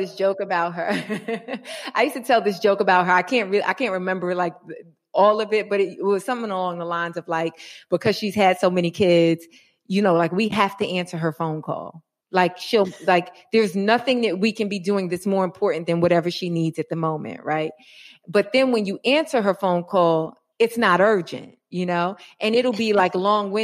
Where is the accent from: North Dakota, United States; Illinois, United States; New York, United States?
New York, United States; New York City; now in Los Angeles, United States; I'm a New Yorker originally